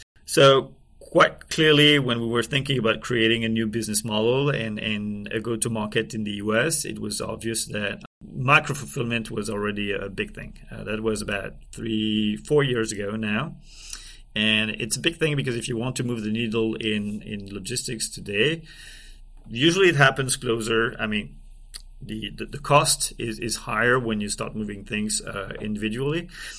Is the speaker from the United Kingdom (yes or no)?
no; France; accent: French; English is a second language; now in United States; I'm from France. I'm doing my best to try and improve my English accent, but can't hide it.